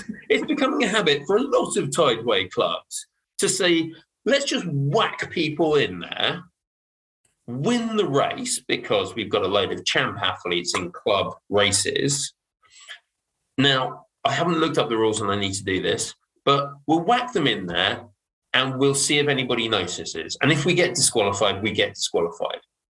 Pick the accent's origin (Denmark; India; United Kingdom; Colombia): United Kingdom; Dartmouth, South West England; I'm from Dartmouth.